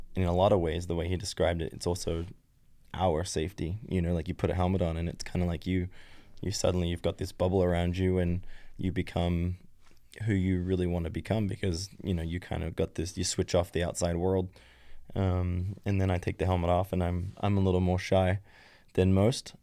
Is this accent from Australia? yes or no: yes; Australia; moved away as an adult; also born or lived in Belgium; I grew up in West Wazan